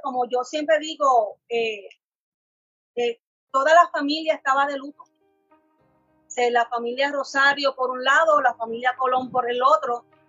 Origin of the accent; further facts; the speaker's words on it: Carolina, Puerto Rico; Villa Caridad, de donde yo soy, de Carolina